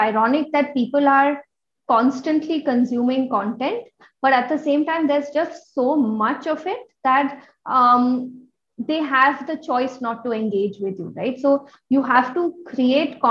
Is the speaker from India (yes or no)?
yes; India; as Indian women